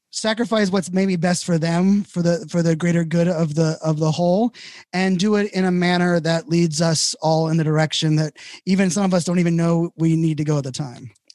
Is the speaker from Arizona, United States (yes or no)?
no; Virginia Beach, Virginia, United States; I grew up in Virginia Beach